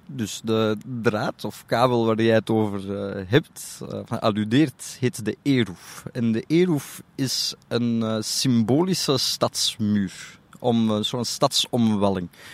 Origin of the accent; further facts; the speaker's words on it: Antwerp, Flanders, Belgium; Ik heb in Antwerpen op, een privé Joodse school gezeten tot mijn 13